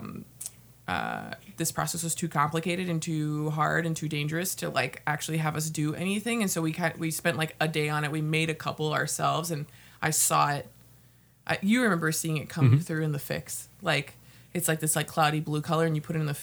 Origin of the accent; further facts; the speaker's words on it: Houston, Texas, United States; moved away as an adult; now in Minnesota, United States; I was born in Houston, Texas, and I came up here to the great state of Minnesota to go to college